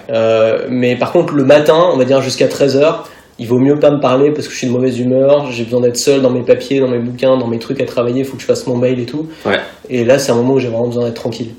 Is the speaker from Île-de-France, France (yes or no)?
yes; Paris, Île-de-France, France; je suis né à Paris